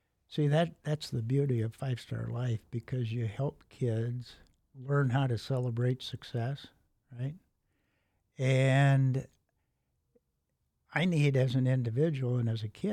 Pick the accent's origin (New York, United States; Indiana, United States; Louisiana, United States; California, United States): Indiana, United States; Elkhart; I grew up in Elkhart, and so my K-12 education was in Elkhart